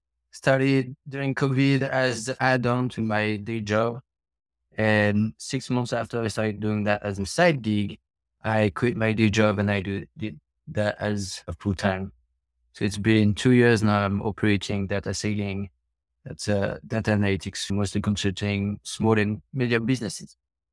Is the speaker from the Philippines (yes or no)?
no; France; moved away as an adult; also born or lived in China / Hong Kong / Cambodia; now in United States; I was born in France.